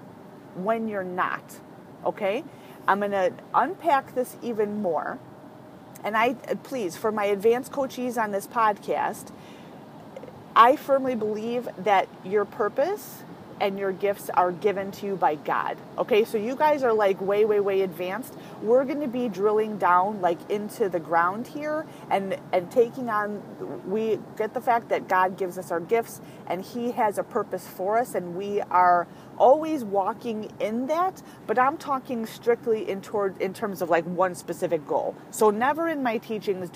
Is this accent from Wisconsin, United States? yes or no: no; California, United States; I was actually born in California. I'm adopted from birth, but I was born in California